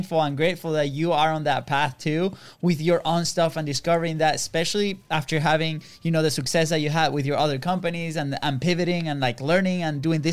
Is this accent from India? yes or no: no; Venezuela; English is a second language; moved away; also born or lived in Virginia; we're from Venezuela